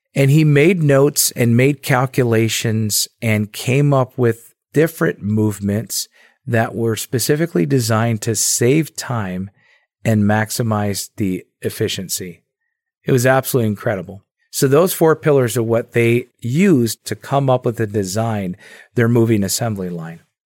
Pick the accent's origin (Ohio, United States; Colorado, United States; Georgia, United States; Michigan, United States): Michigan, United States; Dearborn Heights; I grew up in Dearborn, Michigan, or Dearborn Heights, Michigan, just a few blocks outside of Dearborn.